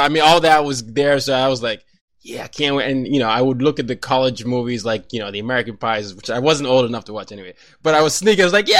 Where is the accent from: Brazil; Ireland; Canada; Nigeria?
Nigeria; now in United States; Every time I go back to Nigeria, everybody wants to hear my accent because I sound different from the typical Nigerian.